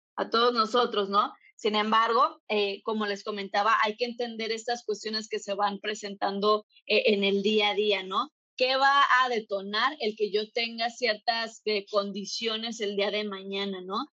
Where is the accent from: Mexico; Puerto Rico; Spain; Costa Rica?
Mexico; en México, de donde yo soy